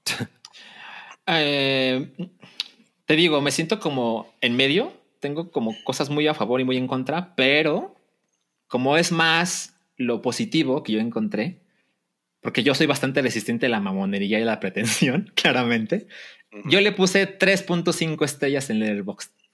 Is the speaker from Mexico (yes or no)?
yes; Mexico; cualquier mexicano entiende porque vivimos aquí y porque fuimos a la primaria